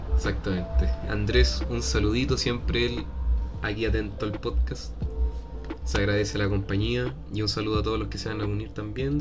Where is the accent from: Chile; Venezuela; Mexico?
Chile; Peñalolén, Santiago Metropolitan Region; Soy de Peñalolén